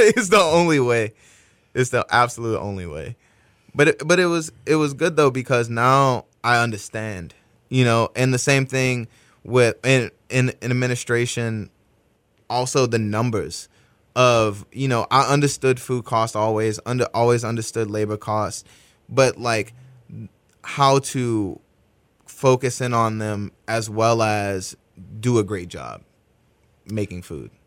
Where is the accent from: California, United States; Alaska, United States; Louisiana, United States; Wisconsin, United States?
Louisiana, United States; New Orleans; now in Houston, United States; growing up in New Orleans, my dad, you know, build, builds houses